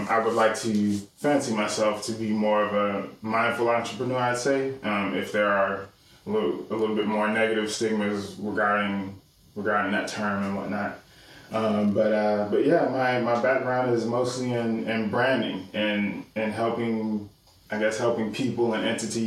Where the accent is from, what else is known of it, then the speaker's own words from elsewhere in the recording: Charlotte, North Carolina, United States; also born or lived in Chicago, Illinois; 1984, year of birth, Chicago. So, and have been in the Charlotte area ever since 1993. So since I was 9 years old